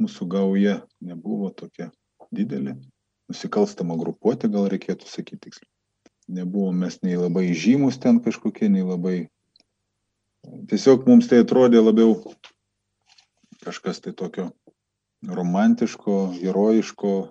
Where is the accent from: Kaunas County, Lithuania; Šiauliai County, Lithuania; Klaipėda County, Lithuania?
Klaipėda County, Lithuania; Klaipėda; moved away as an adult; now in Vilnius, Lithuania; aš esu 45 metų, neseniai Vilnietis. Visą savo gyvenimą pragyvenau Klaipėdai, Ostamesti